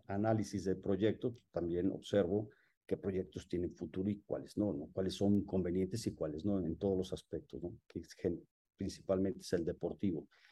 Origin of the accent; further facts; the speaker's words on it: Mexico; soy un mexicano